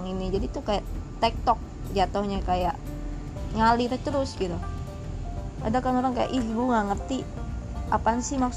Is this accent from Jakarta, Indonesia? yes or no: yes; Jakarta, Indonesia; born there; padahal gue asli Padang emang gue lahir di Jakarta